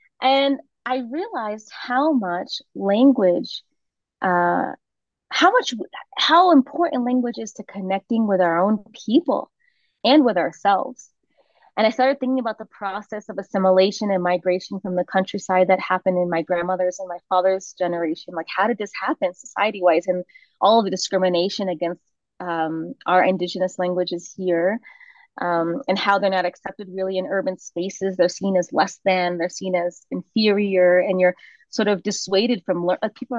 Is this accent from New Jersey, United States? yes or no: no; Virginia, United States; first language Spanish; moved away as an adult; now in Bolivia; you can probably sniff out I'm not from here. I was raised in the States